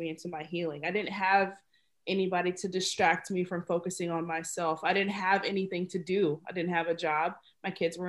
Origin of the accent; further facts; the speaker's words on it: Dallas, Texas, United States; moved away as an adult; now in Minnesota, United States; I'm from Dallas, Texas, and I have been in Minnesota for 3 years.